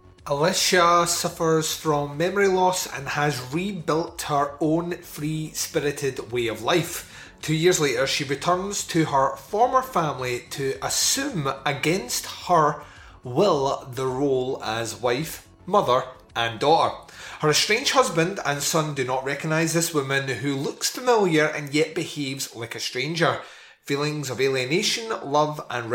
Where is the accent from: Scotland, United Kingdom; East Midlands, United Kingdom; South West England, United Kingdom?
Scotland, United Kingdom; I'm Scottish